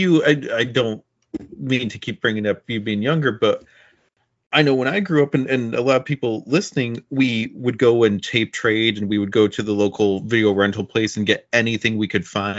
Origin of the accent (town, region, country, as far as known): Watertown, New York, United States; born or raised there; also born or lived in Long Island; now in Rome, United States